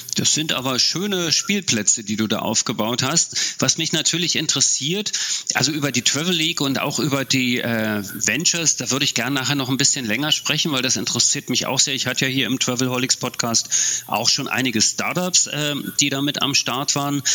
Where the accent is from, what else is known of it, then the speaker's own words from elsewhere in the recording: East Germany, Germany; ich komme ja aus dem Osten, in der DDR